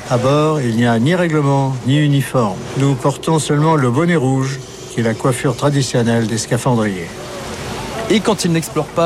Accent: Bordeaux, Nouvelle-Aquitaine, France; je suis bordelais. Ne l'oublions pas, c'est vrai.

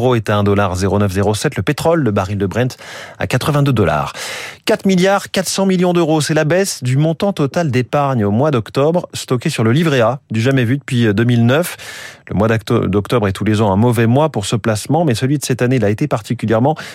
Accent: France; On se souvient évidemment euh, de la ristourne à la pompe chez nous en France.

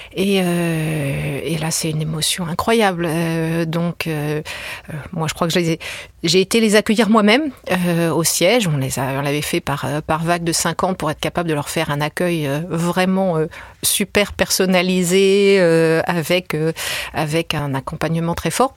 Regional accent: France; je suis française

